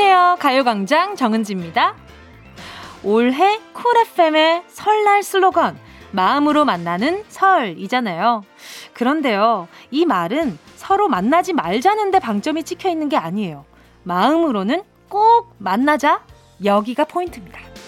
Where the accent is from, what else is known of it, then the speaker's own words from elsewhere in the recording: Busan, South Korea; 부산에서 태어났나 아, 봅니다.